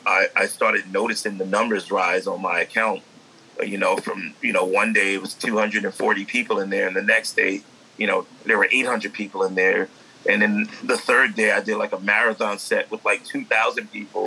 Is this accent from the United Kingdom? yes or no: no; New York City, New York, United States; I grew up in the Bronx